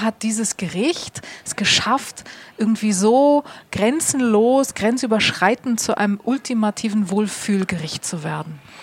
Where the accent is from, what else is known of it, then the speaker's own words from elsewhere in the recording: Hamburg, Germany; als Hamburgerin